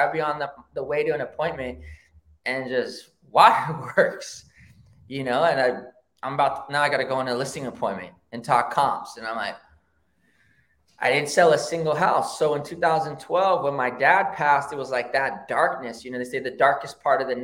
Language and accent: English; Rancho Cucamonga, California, United States; also born or lived in Oakland, California; I grew up in the hood, and I grew up in San Gabriel Valley in Rancho Cucamonga